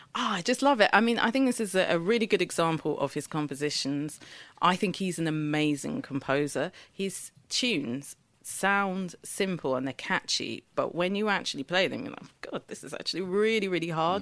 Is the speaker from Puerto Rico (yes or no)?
no; Eket, Akwa Ibom, Nigeria; the town where I was born in Nigeria, in Eke, and we are the Ibibio people